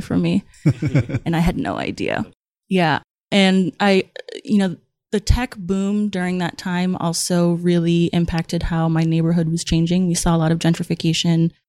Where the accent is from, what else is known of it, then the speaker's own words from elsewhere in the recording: Somerville, Massachusetts, United States; I grew up in Somerville, which is a little town right outside of Boston